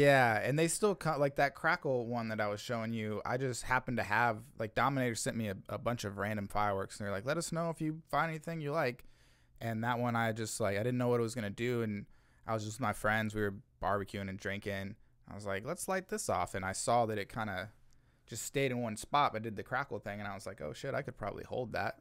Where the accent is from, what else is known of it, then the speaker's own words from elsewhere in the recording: Olathe, Kansas, United States; now in Kansas City, United States; I was born in Kansas City and then I spent most of my childhood in Olathe